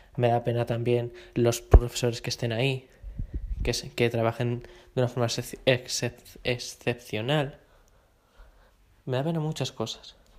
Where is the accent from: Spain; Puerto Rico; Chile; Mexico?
Spain; Madrid, Community of Madrid; yo como madrileño